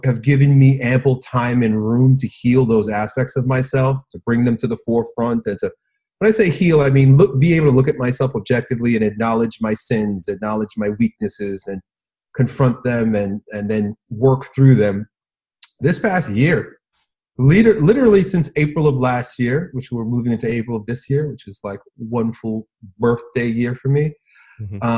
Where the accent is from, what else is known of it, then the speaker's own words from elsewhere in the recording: United States; I grew up in American public schools